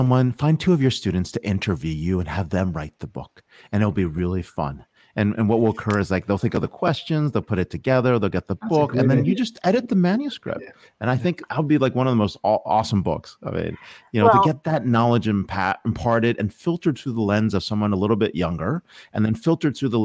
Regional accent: Allentown, Pennsylvania, United States; now in South Bay, United States; I grew up in Allentown

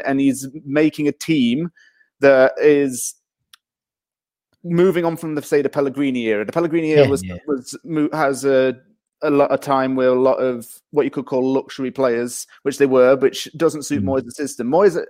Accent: Yorkshire and the Humber, United Kingdom; Sheffield United, well, I'm actually from South Yorkshire. Sheffield United are technically my nearest Premier League team.

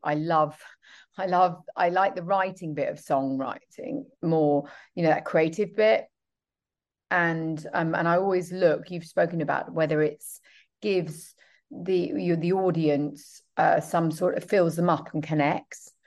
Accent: United Kingdom; I'm British

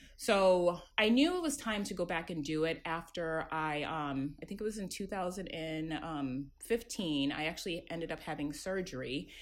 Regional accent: Worcester, Massachusetts, United States; I am um, first generation um, Ghanaian, born and raised in Worcester, Massachusetts, um, which is about 40 minutes outside of Boston.

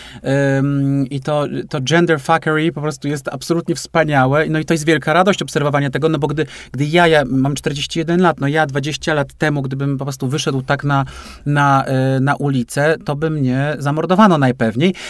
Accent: Poland; also born or lived in Łódź; żyjący tu, gdzie, gdzie żyję i tu się urodziłem, w takim kraju

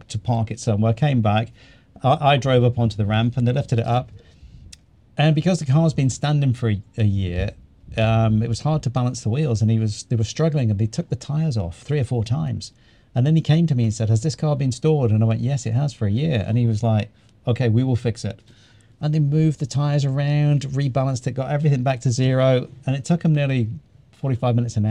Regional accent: New Zealand; now in Greece; we're actually from New Zealand

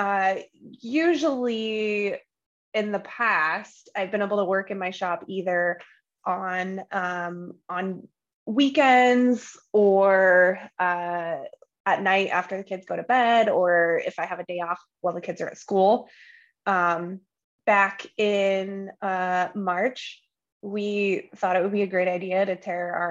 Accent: just south of Boise, Idaho, United States; also born or lived in Great Falls, Montana; I grew up just south of Boise, but still in the same valley

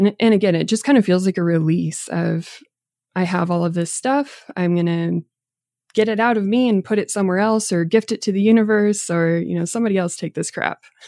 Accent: Boulder County, Colorado, United States; But growing up in Boulder County

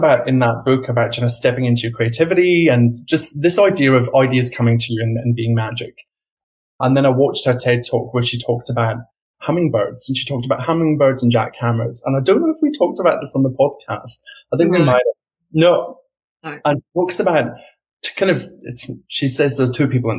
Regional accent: Scotland, United Kingdom; moved away as an adult; also born or lived in London, United Kingdom; now in Australia; I grew up in Scotland and I worked in the UK

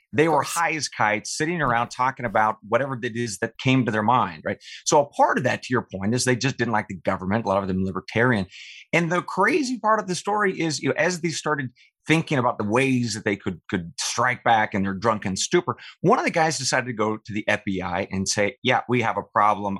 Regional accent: eastern Oregon, United States; I, I grew up uh, on my family's ranch in eastern Oregon

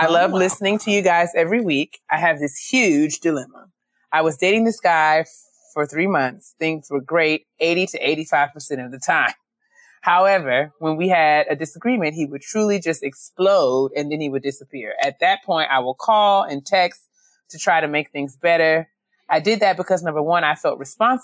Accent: White Plains, New York, United States; I grew up in White Plains

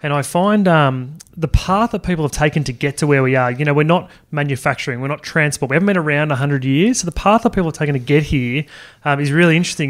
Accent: Sydney, New South Wales, Australia; I grew up in Sydney

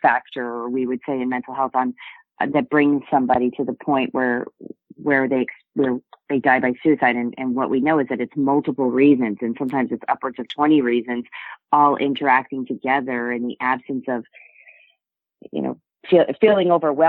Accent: New England, United States; I grew up on Navy bases around the world and largely in New England and towards his latter years.

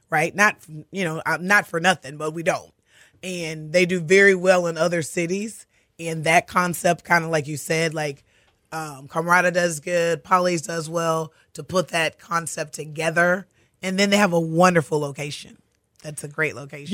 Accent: Katy, Texas, United States; grew up in Katy. I'm a Katy girl

